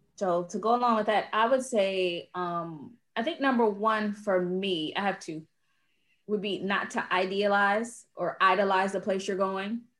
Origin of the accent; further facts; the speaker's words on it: United States; now in Portugal; me being an American